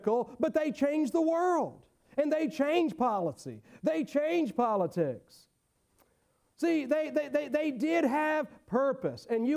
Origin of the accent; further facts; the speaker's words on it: United States; I'm an American and I'm a Christian.